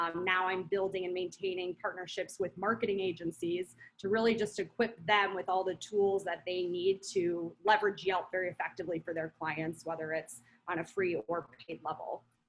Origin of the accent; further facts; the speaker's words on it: Midwest, United States; also born or lived in Minnesota / Wisconsin / Pennsylvania / North Carolina; now in Scottsdale, United States; I'm from the Midwest. I've lived in Minnesota, Wisconsin, Pennsylvania, North Carolina, just all over.